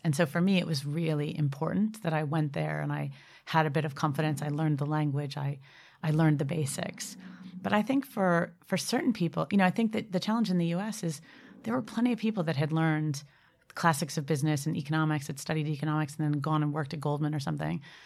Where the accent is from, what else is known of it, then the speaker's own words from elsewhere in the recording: Boston, Massachusetts, United States; moved away as an adult; now in United Kingdom; I'm from Boston originally